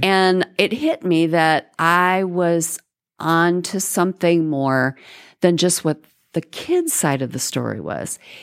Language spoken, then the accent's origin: English; Florida, United States; moved away as an adult; now in Texas, United States; I grew up in Florida